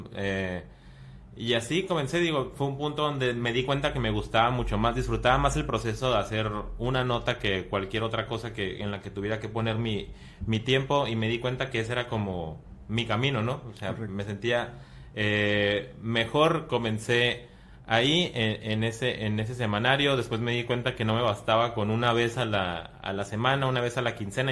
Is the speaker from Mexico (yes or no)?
yes; Mexicali, Baja California, Mexico; moved away as an adult; now in Tijuana, Mexico; Soy de, de Mexicali, tengo cuatro años trabajando acá en Tijuana